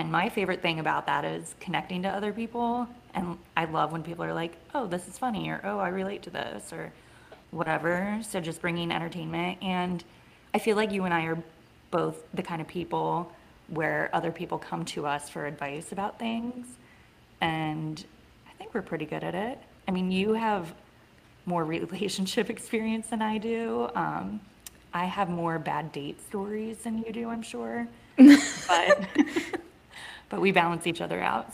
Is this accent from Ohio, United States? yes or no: yes; Columbus, Ohio, United States; also born or lived in Cincinnati, Ohio; I am back in my hometown